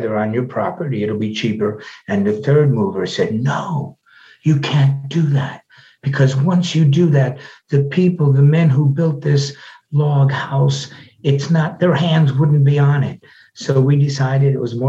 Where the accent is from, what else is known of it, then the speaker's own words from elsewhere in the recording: Chicago, Illinois, United States; I grew up in Chicago, back at the stockyards behind a tavern